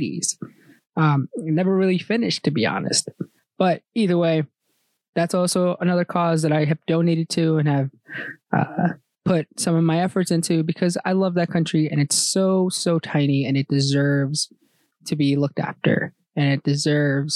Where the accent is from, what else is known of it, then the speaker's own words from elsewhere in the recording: United States; my home country is American. I'm American born. But my people's home country, El Salvador